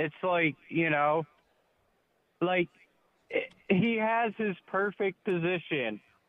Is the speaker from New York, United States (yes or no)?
no; Philadelphia, Pennsylvania, United States; I'm from Southwest Philly.